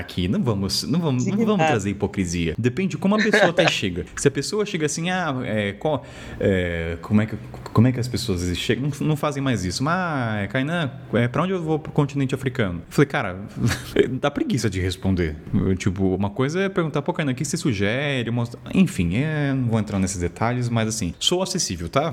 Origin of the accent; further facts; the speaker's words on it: Taubaté, São Paulo, Brazil; eu sou de Taubaté, interior de São Paulo